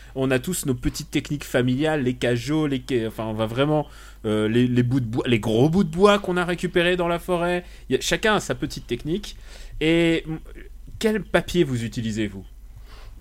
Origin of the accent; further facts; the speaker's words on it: Normandy, France; j'ai passé mon enfance en Normandie.